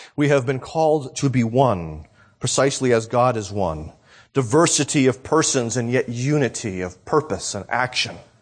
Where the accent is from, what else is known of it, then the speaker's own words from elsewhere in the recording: New Hampshire, United States; now in Florida, United States; I moved from New Hampshire to Florida